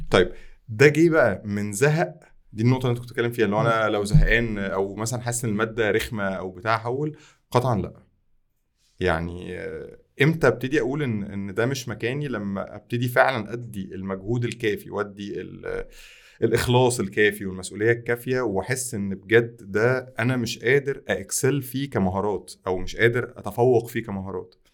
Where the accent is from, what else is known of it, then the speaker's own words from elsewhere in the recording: Tanta, Gharbia, Egypt; ما كانش انا من طنطا اصلا فطنطا ما كانش فيها نماذج